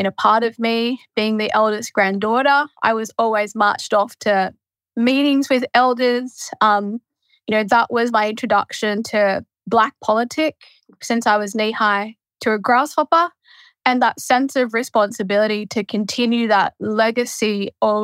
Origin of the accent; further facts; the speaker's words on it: western New South Wales, Australia; moved away as an adult; western New South Wales on my traditional country, it really makes me, as the eldest daughter, granddaughter in my kinship, kind of the first generation to have the opportunity to be both born and raised